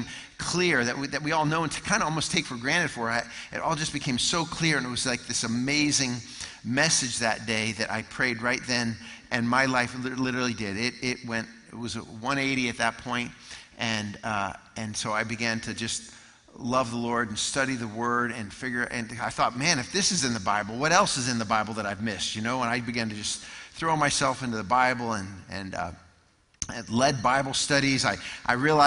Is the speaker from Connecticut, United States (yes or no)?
yes; Connecticut, United States; moved away as an adult; also born or lived in North Carolina; I grew up in Connecticut